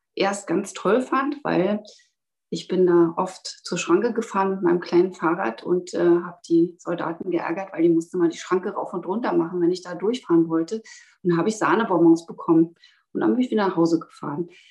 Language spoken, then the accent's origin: German; Berlin, Germany; moved away as an adult; now in Western Pomerania, Germany; Ich bin 1967 in Berlin geboren